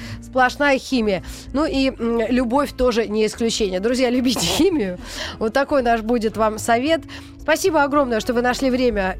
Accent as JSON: {"language": "Russian", "country": "Russia", "said": "я тоже россиянка"}